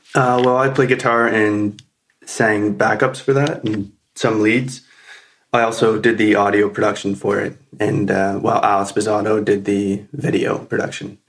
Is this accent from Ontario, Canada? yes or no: yes; Wasaga Beach, Ontario, Canada; I grew up here in Wasaga, just like Rebecca